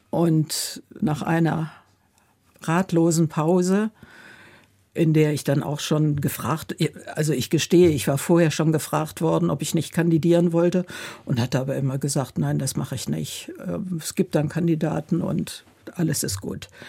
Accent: Warburg, North Rhine-Westphalia, Germany; junge Frau bis zum Ende der Promotion war ich äh, sehr engagiert in der Kirche, vor allen Dingen in meiner Heimatgemeinde, damals in Warburg in Westfalen.

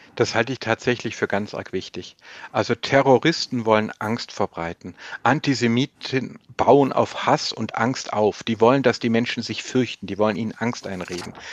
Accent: Swabia, Baden-Württemberg, Germany; als Schwabe

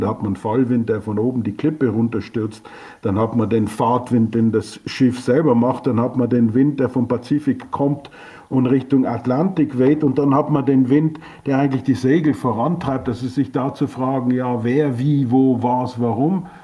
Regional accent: Austria; für uns als Österreicher

